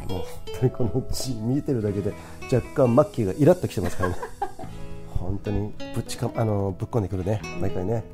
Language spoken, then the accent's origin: Japanese; Komae, Tokyo, Japan; 狛江市っていうとこ出身